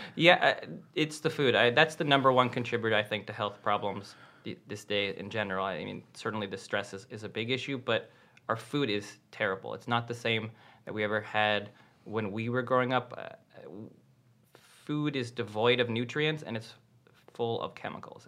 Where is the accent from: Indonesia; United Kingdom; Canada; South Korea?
Canada; I'm Canadian